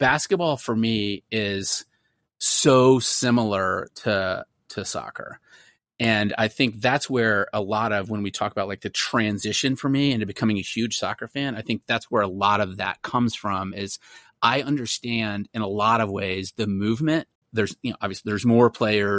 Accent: Austin, Texas, United States; accent: American; also born or lived in Dripping Springs, Texas; now in San Antonio, United States; I grew up in Austin, and then a small town outside of Austin, Dripping Springs

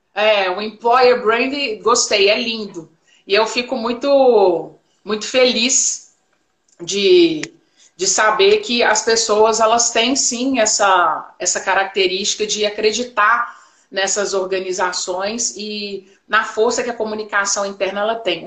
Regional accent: Belo Horizonte, Minas Gerais, Brazil; eu sou de Belo Horizonte, Minas Gerais, Brasil

